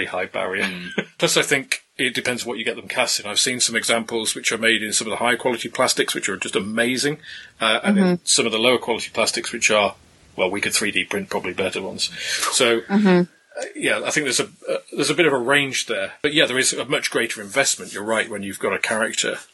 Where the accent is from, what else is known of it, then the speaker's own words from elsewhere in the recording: England, United Kingdom; being English rather than Scottish